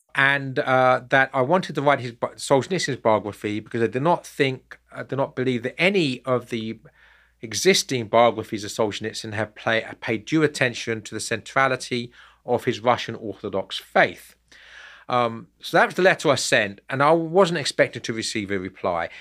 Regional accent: United Kingdom; I'm British myself

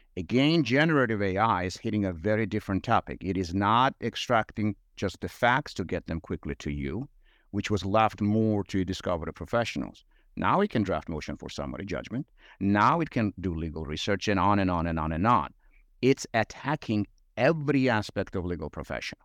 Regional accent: Georgia; English is a second language; moved away as an adult; now in United States; I'm sure listeners would reflect on my accent and realize it's not uh, Georgia, Georgia here in the U.S., Georgia overseas and in Eastern Europe. Um, grew up there

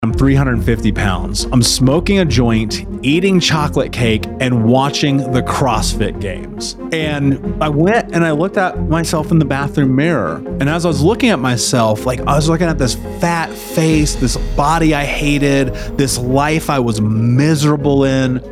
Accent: Indianapolis, Indiana, United States; I grew up in Indianapolis

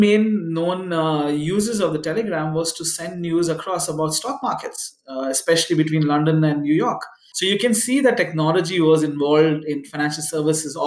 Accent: Bangalore, Karnataka, India; now in Hong Kong; I'm from Bangalore

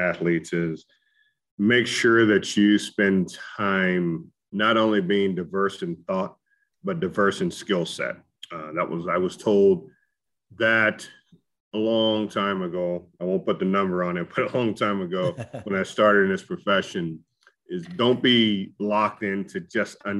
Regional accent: Denison, Texas, United States; moved away as an adult; now in Las Vegas, United States; my hometown of Denison, Texas

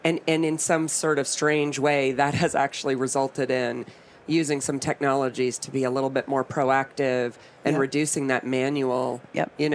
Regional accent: Canada; I'm Canadian

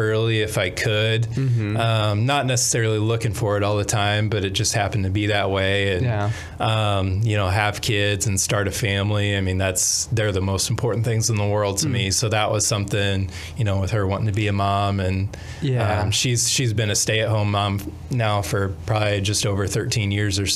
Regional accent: Champaign, Illinois, United States; also born or lived in Bloomington-Normal, Illinois / Peoria, Illinois; I grew up around Champaign, Mahomet Seymour area, and lived there for most of my life

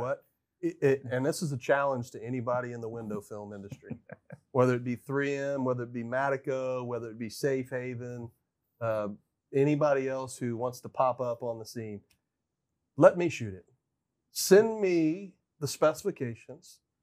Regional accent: United States; felt so much pride in being an American

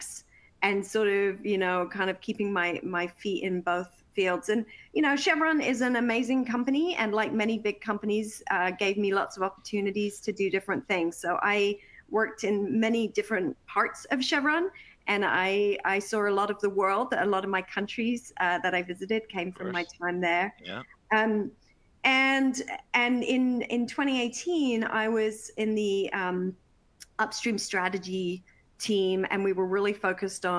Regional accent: Worthing, South East England, United Kingdom; my hometown of Worthing in England

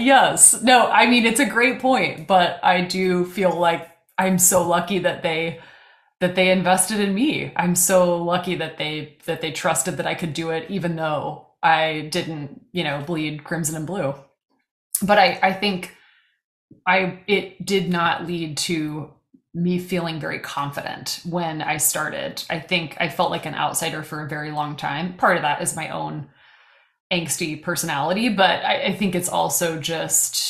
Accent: Missouri, United States; moved away as an adult; now in Kansas, United States; I had to say Missouri, which is just torture in Kansas

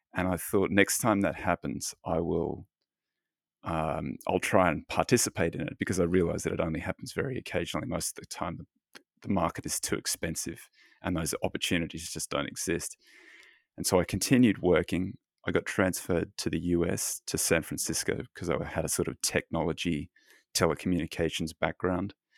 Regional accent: Australia; now in Los Angeles, United States; I'm Australian

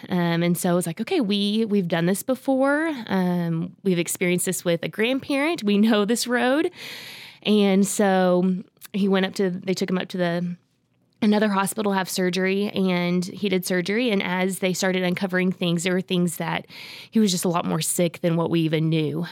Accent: Oklahoma, United States; grew up in Oklahoma

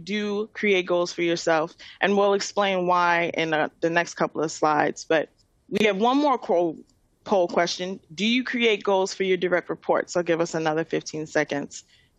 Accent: New York City, New York, United States; I'm from Queens, and I'm a born and raised New Yorker.

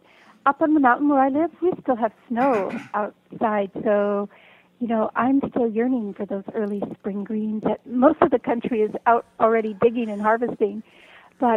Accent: West Coast, United States; moved away; I grew up on the West Coast

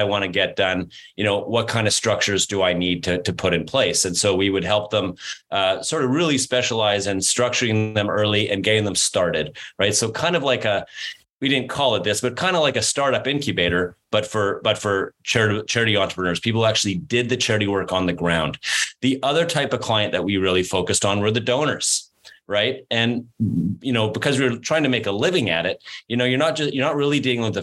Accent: Canada; I'm from Canada and I'm a Canadian.

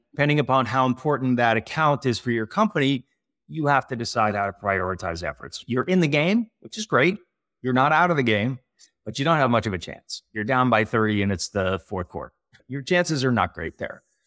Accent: California, United States; also born or lived in San Francisco / Montreal; this California guy

